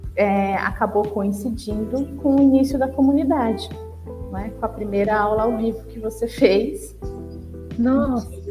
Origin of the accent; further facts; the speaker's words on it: São Paulo, Brazil; sou aqui de São Paulo, né? eu moro no Jaraguá